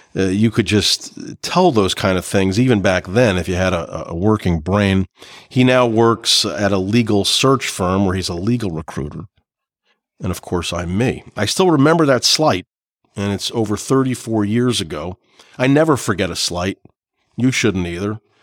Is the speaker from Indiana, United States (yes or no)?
no; Clark, New Jersey, United States; This is kind of what I grew up with in Clark, New Jersey